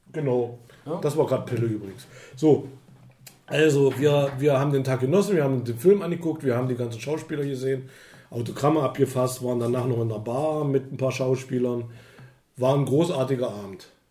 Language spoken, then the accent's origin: German; East Germany, Germany; ich bin ja ein Ostbürger, ich, also, ich komme aus dem Osten.